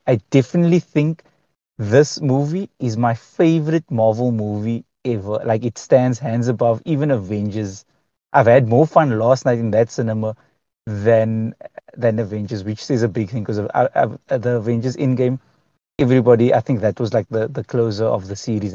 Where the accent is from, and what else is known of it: South Africa